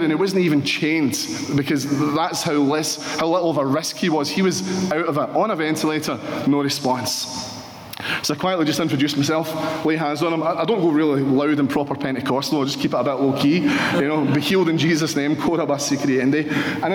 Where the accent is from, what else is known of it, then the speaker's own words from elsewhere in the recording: Paisley, Scotland, United Kingdom; I'm from Paisley